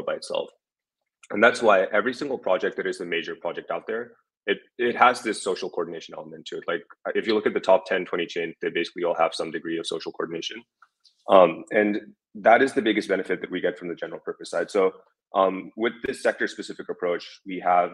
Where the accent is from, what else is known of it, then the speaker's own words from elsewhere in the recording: United States; being an American working on anything related to crypto